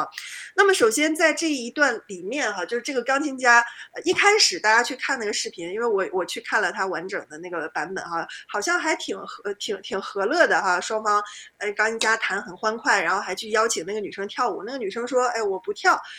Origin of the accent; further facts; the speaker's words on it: China; 我们中国人